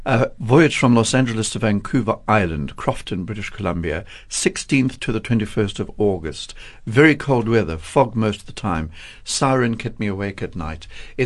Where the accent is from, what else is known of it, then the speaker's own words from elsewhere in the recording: Durban, KwaZulu-Natal, South Africa; I come from Durban.